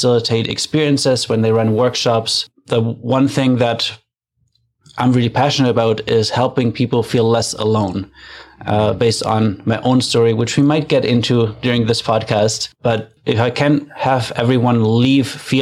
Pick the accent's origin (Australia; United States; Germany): Germany; now in Canada; I'm from Germany originally, but I live in Canada